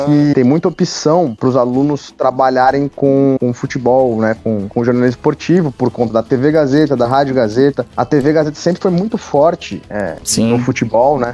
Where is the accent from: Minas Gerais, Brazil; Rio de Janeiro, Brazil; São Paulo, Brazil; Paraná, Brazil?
São Paulo, Brazil; Pindorama; moved away as an adult; Eu voltei de férias para a cidade onde eu nasci, para hum. Pindorama, hum. que fica ao lado da, da Grande Catanduva